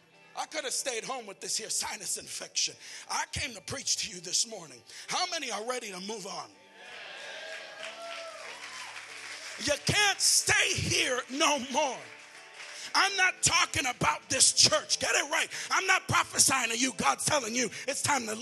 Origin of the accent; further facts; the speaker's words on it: Philadelphia, Pennsylvania, United States; now in Texas, United States; I'm not even Texan. I'm from Pennsylvania. I'm a Philly boy